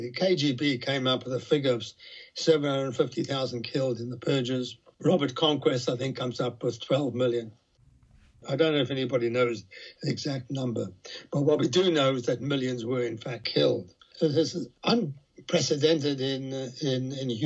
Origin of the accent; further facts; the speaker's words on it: South Africa; moved away as an adult; also born or lived in Soviet Union; now in United Kingdom; I was born in South Africa. I was politically active